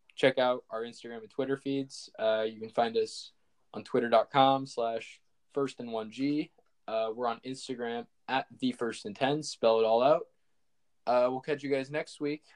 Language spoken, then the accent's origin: English; Indiana, United States; a mid major from my home state